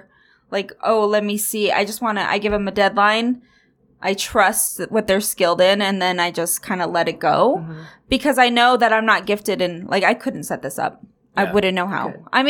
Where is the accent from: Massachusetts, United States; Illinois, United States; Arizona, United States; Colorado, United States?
Colorado, United States; Denver; I'm from Denver.